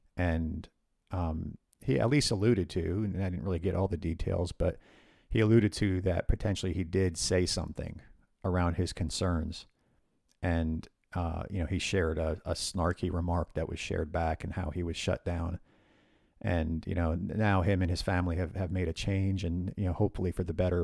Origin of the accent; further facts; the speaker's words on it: northern New Jersey, United States; we grew up in the northern part of New Jersey